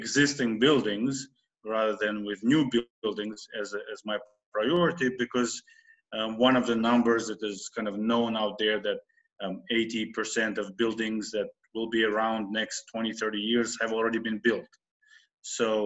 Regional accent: Uzbekistan; moved away as an adult; now in United States; I'm originally from Uzbekistan, born and raised there, but for over 20 years I live in the United States

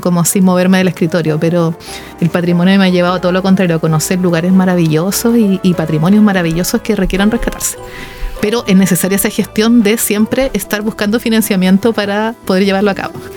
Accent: Santiago, Santiago Metropolitan Region, Chile; moved away; yo soy de Santiago originaria

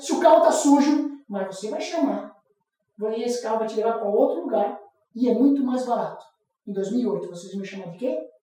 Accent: Florianópolis, Santa Catarina, Brazil; eu tô aqui em Curitiba, eu sou de Floripa

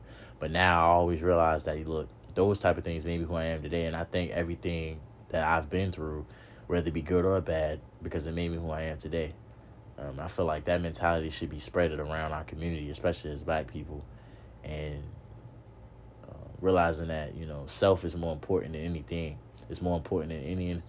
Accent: Norfolk, Virginia, United States; I grew up in the hood. I grew up in Norfolk hood. You know what I mean? Park Place, Ocean View, OV. I grew up out there

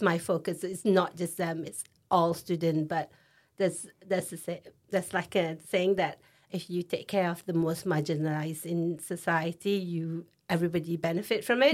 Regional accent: Singapore; moved away as an adult; now in Leeds, United Kingdom; I'm from Singapore

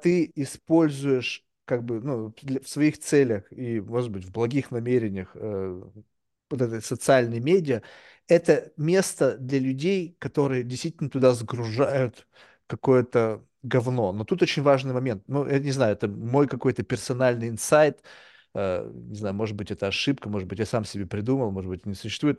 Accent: Russia; first language Russian; moved away as an adult; now in New York, United States; я родился в России

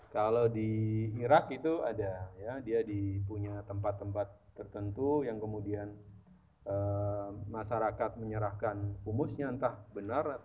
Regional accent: East Java, Indonesia; Jadi di Jawa Timur, karena saya juga berasal dari Jawa Timur

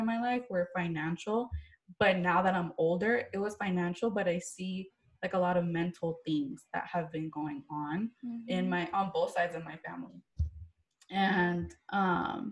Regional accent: California, United States; also born or lived in Miami; I was born and raised here in Cali. So shout out the West Side.

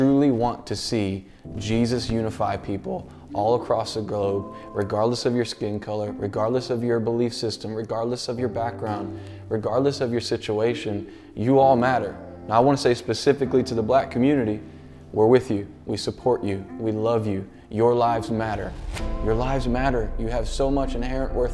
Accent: Baltimore, Maryland, United States; I grew up right outside of Baltimore City, Maryland.

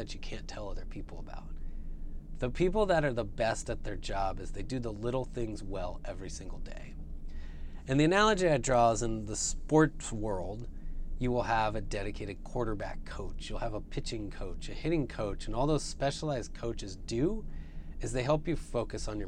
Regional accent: the Bay Area, California, United States; I grew up in the Bay Area.

